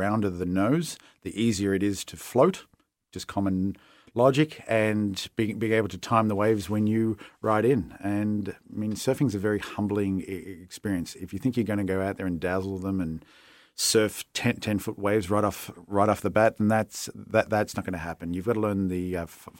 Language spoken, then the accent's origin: English; Australia; born or raised there; moved away as an adult; now in London, Canada